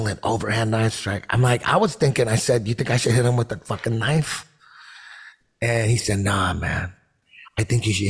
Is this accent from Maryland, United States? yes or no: no; Orange County, California, United States; also born or lived in Hollywood; now I'm in Hollywood, but I grew up in Orange County